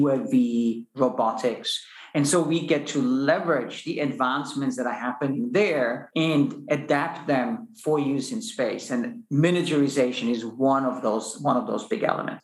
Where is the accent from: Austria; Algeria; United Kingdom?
Austria; moved away as an adult; also born or lived in United States; now in Luxembourg; I'm originally from Austria, a physicist